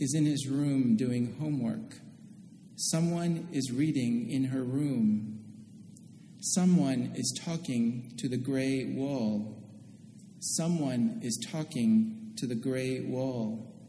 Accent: Oakland, California, United States; moved away; I grew up in Oakland, California, and my parents have lived in the same house for almost 40 years now

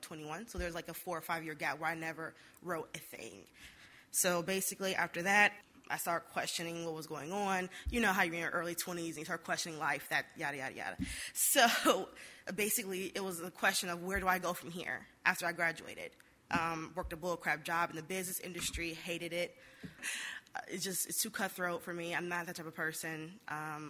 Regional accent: Detroit, Michigan, United States; I'm from Detroit

